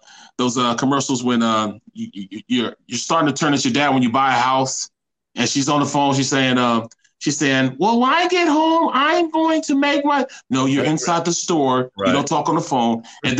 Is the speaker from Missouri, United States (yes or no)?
yes; Kinloch, Missouri, United States; I'm from Kenlock in St. Louis. Kenlock is like, had the fifth highest crime rate per capita.